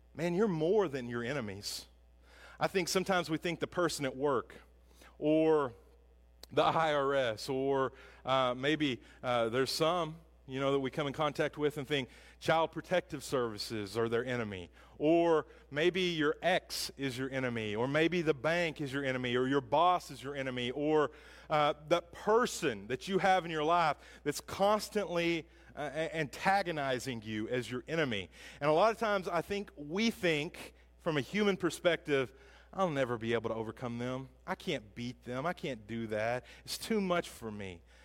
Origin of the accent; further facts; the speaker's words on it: Hackett, Arkansas, United States; I grew up in Hackett, Arkansas